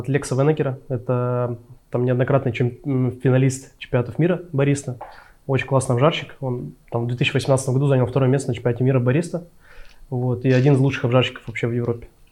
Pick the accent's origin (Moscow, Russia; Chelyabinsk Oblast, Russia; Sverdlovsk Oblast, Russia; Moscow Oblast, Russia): Sverdlovsk Oblast, Russia; Berezovsky; also born or lived in Yekaterinburg; На данный момент я живу в городе Березовский. Вот, это мой родной город.